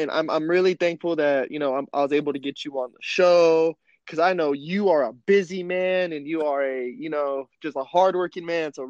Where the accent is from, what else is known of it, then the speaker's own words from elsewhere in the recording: Fairfax, Virginia, United States; born there; also born or lived in California / North Carolina; I was born in Virginia, you know what I mean, Fairfax, Virginia. My family moved here to California, and then I moved back to the East Coast out in North Carolina, where I spent about, you know, 8-9 years of my life.